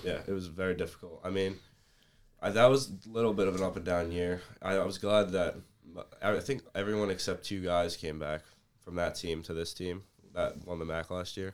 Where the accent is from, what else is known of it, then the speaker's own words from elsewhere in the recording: Middletown, New Jersey, United States; I'm from Middletown, New Jersey, about, like, twenty minutes away